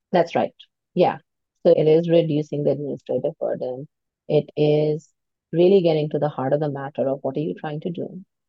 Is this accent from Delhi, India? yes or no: yes; suburb near New Delhi, India; moved away as an adult; also born or lived in United States; now in Toronto, Canada; I grew up in, in a little uh, suburb near New Delhi. And at the age of 19, I moved to the US to study.